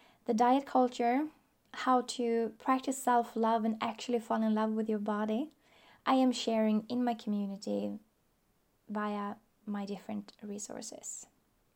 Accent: Sweden; I am from Sweden. I still live there.

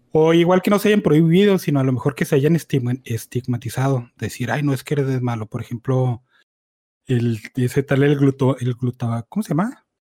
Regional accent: Mexico; porque somos mexicanos

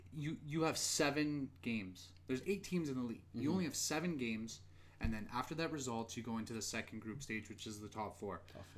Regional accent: Edmonton, Alberta, Canada; we are from Edmonton.

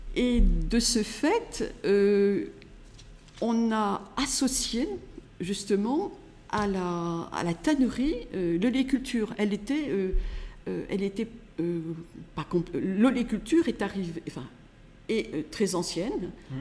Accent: Grasse, Provence-Alpes-Côte d'Azur, France; je suis née à Grasse, dans le quartier Saint-Jean, tout près d'ici, en, en, 1947

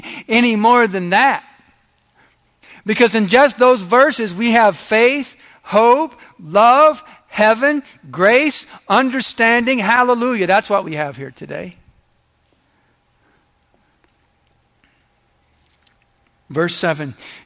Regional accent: United States; I'm an American.

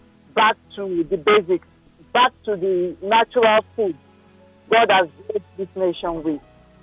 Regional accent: Northern Nigeria, Nigeria; now in Lekki, Nigeria; I grew up in the north

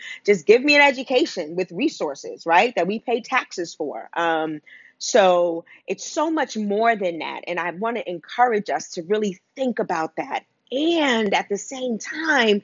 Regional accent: New York City, New York, United States; I grew up in Wagner Projects in Harlem for the first 30 years of my life

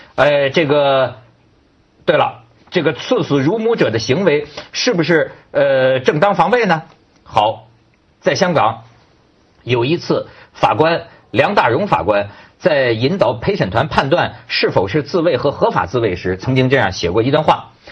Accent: Hebei, China; accent: Hebei dialect; 我们河北话讲就是善了嘛

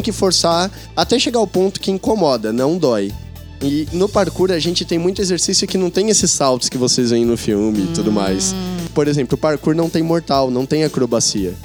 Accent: interior of São Paulo, Brazil; moved away as an adult; also born or lived in Garça / Bauru / Botucatu; now in São Paulo, Brazil; eu morava no interior de São Paulo, eu, eu nasci em Garça, e depois eu morei em Bauru, depois eu morei em Botucatu e consegui vir para São Paulo

